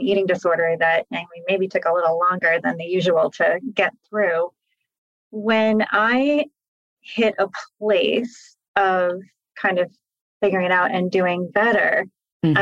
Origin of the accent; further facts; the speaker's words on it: New Hampshire, United States; my home state, which is New Hampshire